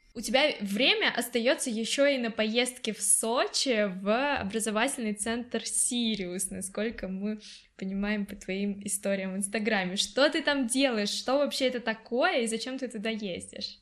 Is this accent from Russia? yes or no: yes; Russia; Я из России